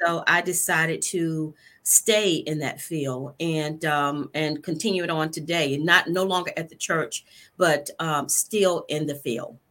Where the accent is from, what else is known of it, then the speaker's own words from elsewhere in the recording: Norfolk, Virginia, United States; also born or lived in Spain; now in Virginia Beach, United States; Born and raised in Norfolk, Virginia